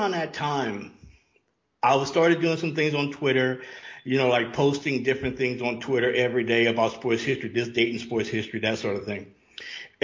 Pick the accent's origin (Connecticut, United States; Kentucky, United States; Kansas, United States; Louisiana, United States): Louisiana, United States; now in Atlanta, United States; I live in Atlanta, but I grew up in Louisiana.